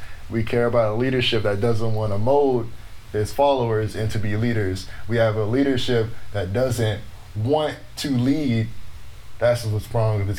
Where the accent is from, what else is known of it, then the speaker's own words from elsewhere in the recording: Los Angeles, California, United States; I grew up in Los Angeles, California